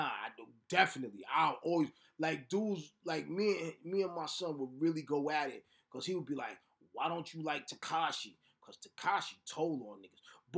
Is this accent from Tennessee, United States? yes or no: no; New York, United States; I'm from New York and I'm in my 50s.